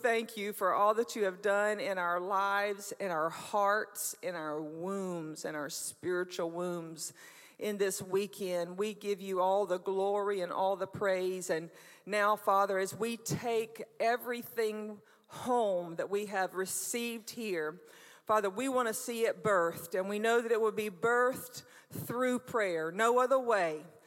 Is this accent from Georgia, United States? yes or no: yes; Brunswick, Georgia, United States; moved away as an adult; also born or lived in Jesup, Georgia; I was born in Brunswick, Georgia